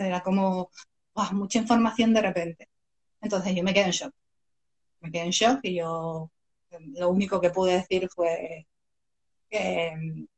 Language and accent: Spanish; Canary Islands, Spain; yo soy canaria, mis mejores amigos en la isla